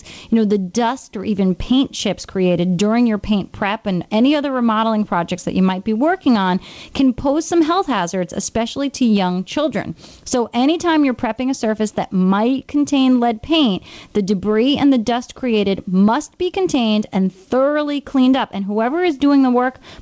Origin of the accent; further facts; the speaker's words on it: New York, United States; being a New Yorker